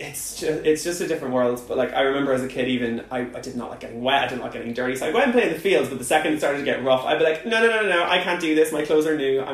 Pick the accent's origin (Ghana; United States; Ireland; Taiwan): Ireland; moved away as an adult; now in United Kingdom; growing up in Ireland was very different because I grew up kind of in the countryside. So I grew up in a town that was on the border to Northern Ireland. So I grew up on the border between the north and the south, like, really, really close.